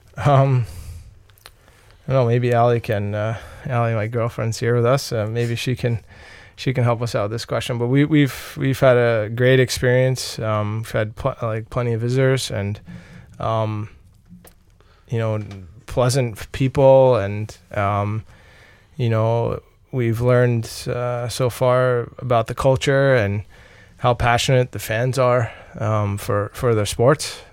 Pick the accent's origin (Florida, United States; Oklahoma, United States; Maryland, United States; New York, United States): New York, United States; Long Island; moved away as an adult; I grew up on Long Island, New York, uh, to about thirty, f, like, fifty kilometers from New York City